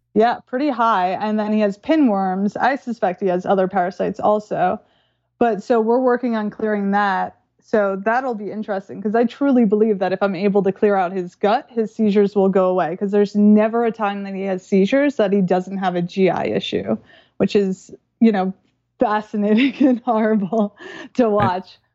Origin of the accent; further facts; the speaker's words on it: New York, United States; I'm from New York